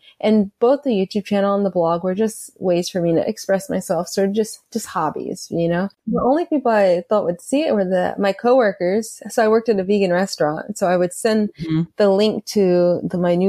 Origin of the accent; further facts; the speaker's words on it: Atlanta, Georgia, United States; I grew up in Atlanta